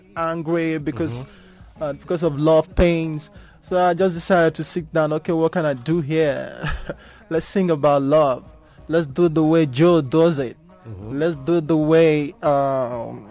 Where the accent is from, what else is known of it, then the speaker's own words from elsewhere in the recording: Lagos, Nigeria; I'm from Lagos, so Lagos, Nigeria.